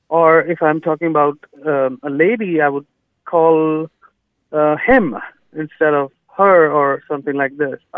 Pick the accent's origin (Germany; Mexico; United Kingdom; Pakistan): Pakistan; first language Urdu; English is a second language; moved away as an adult; now in Houston, United States; my mother tongue is Urdu. Mm-hmm. I'm from Pakistan, mm-hmm. and I also speak Punjabi.